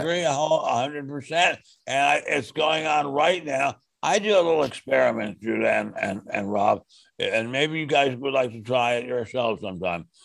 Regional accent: Silver Spring, Maryland, United States; I grew up in Silver Spring, Maryland, a wonderful suburb of Washington, D.C.

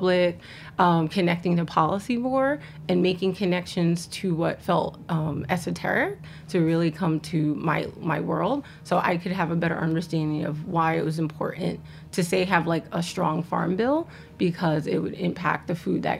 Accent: New York City, New York, United States; also born or lived in Richmond, Virginia / Harlem; I grew up in the Bronx. I was living in the Bronx. Shout out to Park Chester. shout out to Castle Hill. That's where I grew up

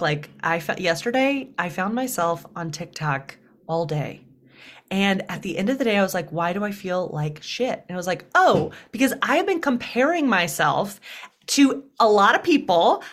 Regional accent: Deep South, United States; accent: twang; moved away as an adult; now in New York, United States; I was raised as an unapologetic feminist in the Deep South

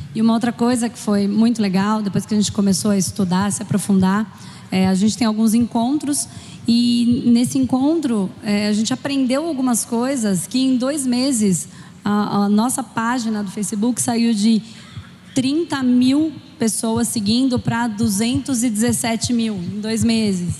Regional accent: São Paulo, Brazil; also born or lived in Spain; eu sou de São Paulo

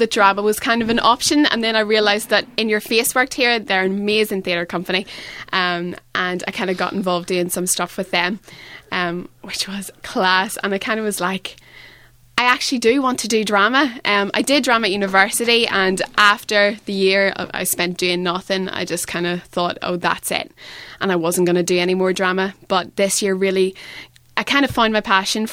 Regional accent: Portadown, Northern Ireland, United Kingdom; moved away as an adult; now in Manchester, United Kingdom; I'm from Northern Ireland, a little place called Portadown, which is in the centre

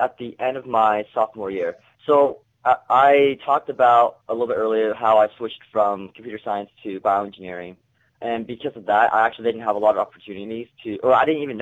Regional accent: Oregon, United States; moved away as an adult; I grew up in Oregon, you know, all the way on the other coast

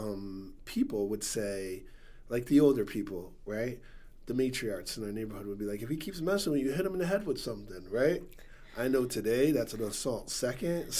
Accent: Stamford, Connecticut, United States; I'm from the West Side of Stanford. I grew up, born and raised there

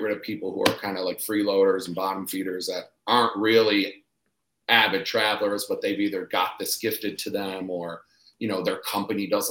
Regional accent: Detroit, Michigan, United States; moved away as an adult; now in Austin, United States; I grew up in Detroit, so we really didn't have much

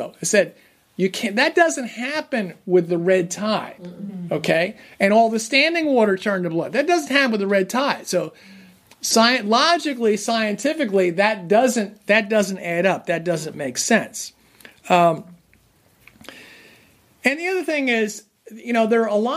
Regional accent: New Jersey, United States; I grew up in New Jersey

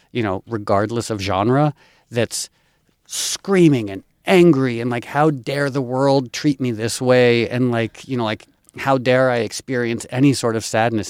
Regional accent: Darien, Connecticut, United States; I grew up in Connecticut, and I grew up poor white trash on food stamps and welfare in arguably one of the wealthiest towns in the United States, Darien, Connecticut

